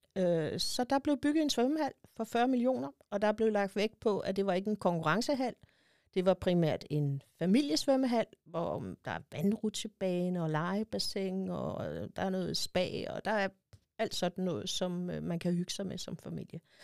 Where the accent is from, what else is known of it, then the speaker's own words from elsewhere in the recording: Nykøbing Sjælland, Zealand, Denmark; also born or lived in Copenhagen; Jeg er født og opvokset i Nykøbing Sjælland